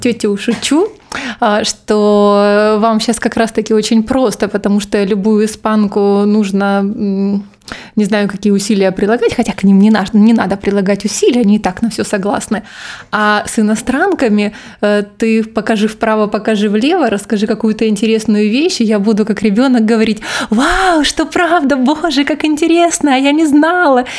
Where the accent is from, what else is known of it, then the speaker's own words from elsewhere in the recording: Krasnodar, Krasnodar Krai, Russia; moved away as an adult; now in Barcelona, Spain; я из Краснодара